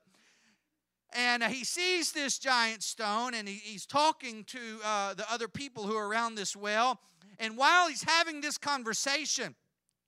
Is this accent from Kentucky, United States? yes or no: yes; Kentucky, United States; I'm from Kentucky